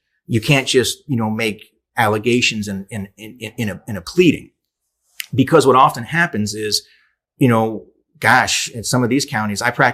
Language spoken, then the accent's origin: English; Canada; I'm Canadian